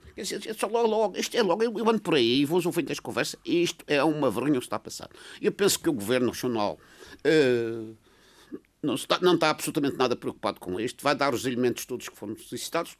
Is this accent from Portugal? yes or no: yes; Madeira, Portugal; eu sou madeirense